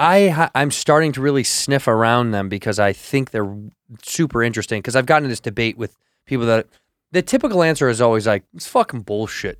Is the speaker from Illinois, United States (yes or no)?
yes; Chicago, Illinois, United States; I'm every kid from Chicago